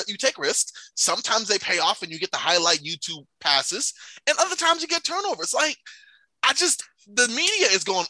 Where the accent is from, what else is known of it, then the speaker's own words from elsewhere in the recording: New York, United States; now in Arizona, United States; I'm a native New Yorker